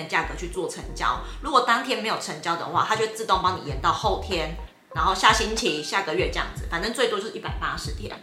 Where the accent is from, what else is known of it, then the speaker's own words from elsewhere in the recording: Taiwan; 我们是台湾人